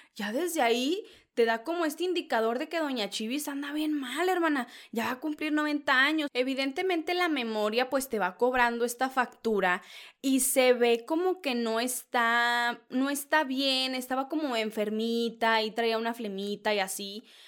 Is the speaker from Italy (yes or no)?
no; northern Mexico, Mexico; soy norteña